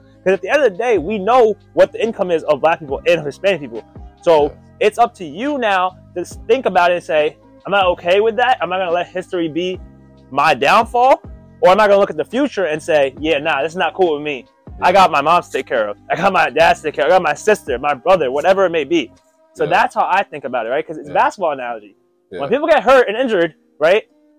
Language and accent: English; India; I'm Indian. So Gandhi went through his thing.